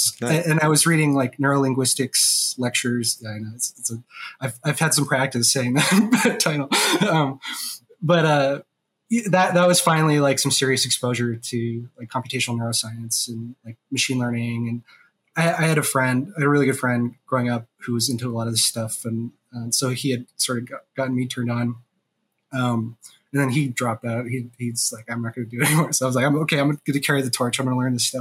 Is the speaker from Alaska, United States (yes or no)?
yes; Alaska, United States; moved away as an adult; also born or lived in Vermont; I'm from Alaska. I was born there. I mean, I lived in Vermont a while too, but mainly I grew up in Alaska